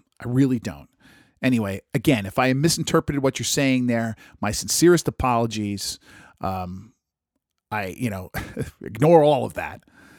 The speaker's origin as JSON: {"language": "English", "region": "New England", "country": "United States", "tie": "born or raised there", "said": "I grew up on the New England seacoast, and I never found any undocumented stone roads or a Templar cross on the beach."}